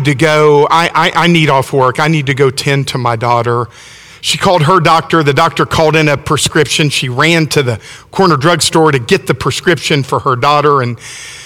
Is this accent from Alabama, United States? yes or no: yes; Alabama, United States; I'm from Alabama